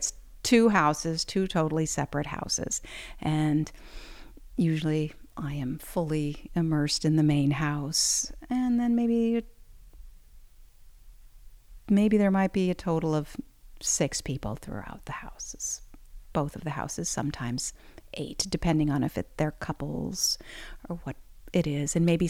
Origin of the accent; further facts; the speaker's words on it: Ohio, United States; moved away as an adult; also born or lived in Chicago; now in New Orleans, United States; I grew up in Ohio in the Amish country and went to the School of the Art Institute in Chicago for a couple of years and then went back to the farm and stayed there for a while.